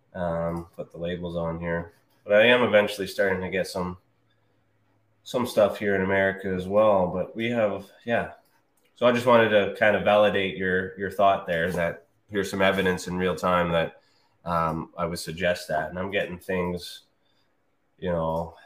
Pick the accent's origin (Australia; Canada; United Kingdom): Canada; I'm Canadian